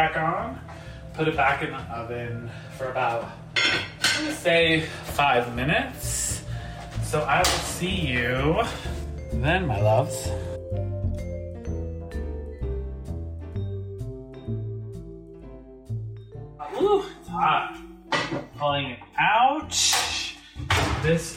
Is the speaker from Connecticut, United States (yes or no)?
yes; Connecticut, United States; I grew up having them in our local Portuguese bakery in my hometown in Connecticut